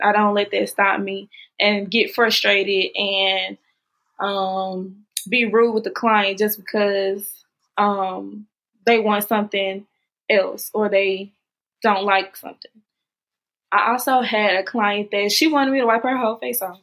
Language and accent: English; Jackson, Mississippi, United States; I'm from Jackson, Mississippi.